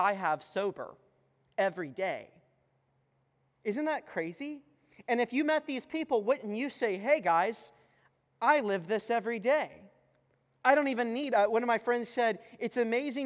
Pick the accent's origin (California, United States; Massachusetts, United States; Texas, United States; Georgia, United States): Texas, United States; moved away; I'm from Texas, we're planting a church